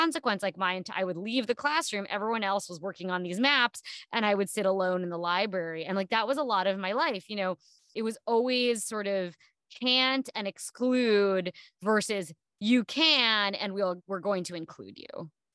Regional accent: New Jersey, United States; I grew up in New Jersey on the East Coast

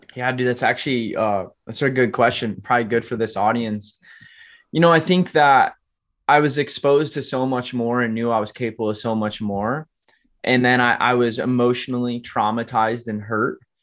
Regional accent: Alamo, Michigan, United States; I was born and raised in Kalamazoo, Michigan, actually Alamo, Michigan, very small farm town outside of Kalamazoo

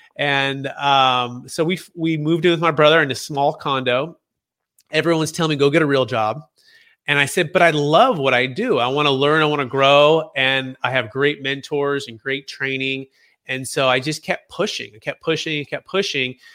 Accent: Bay Area, Northern California, United States; growing up in the Bay Area, uh, in Cal, Northern California

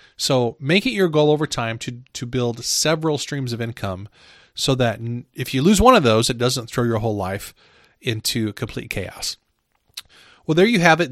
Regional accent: Midwest, United States; I'm from the Midwest.

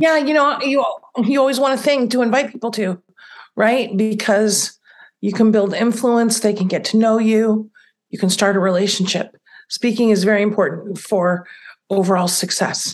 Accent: United States; also born or lived in Italy; I'm an American. I'm not born somewhere else

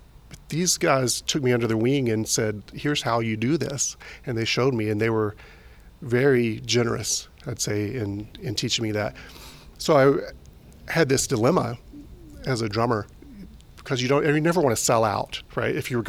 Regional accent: Memphis, Tennessee, United States; also born or lived in Camden, Tennessee; I grew up in Memphis, and moved back there after I'd attended Musicians Institute.

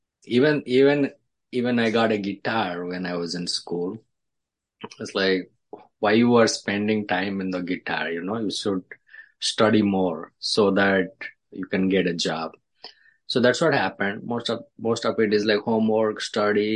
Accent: India; English is a second language; moved away as an adult; also born or lived in Dallas / Chicago; now in New York, United States; I was born in India, I grew up in India.

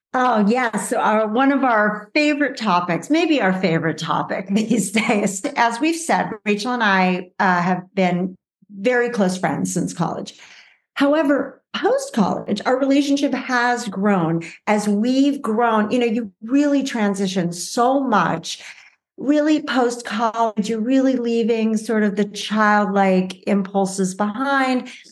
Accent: Los Angeles, California, United States; I grew up in the Valley in Los Angeles, um, California. So I'm a true Valley girl

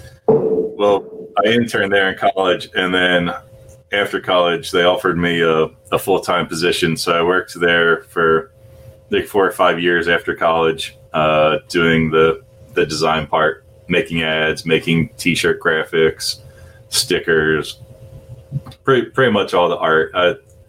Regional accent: New Jersey, United States; moved away as an adult; also born or lived in Philadelphia; I grew up in South Jersey, skateboarding, listening to punk rock music

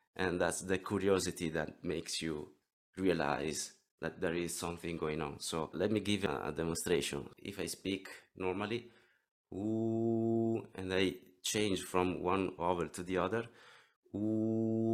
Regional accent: near Venice, Veneto, Italy; English is a second language; I come from Italy, near Venice. If you know the beautiful Venice, I live nearby

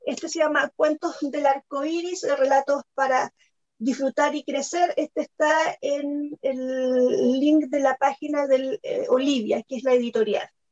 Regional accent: Chile; soy periodista y soy escritora chilena

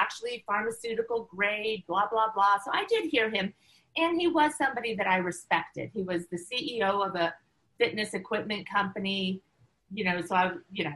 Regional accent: United States; moved away as an adult; also born or lived in China; I was living in China, you know, which was challenging as an American

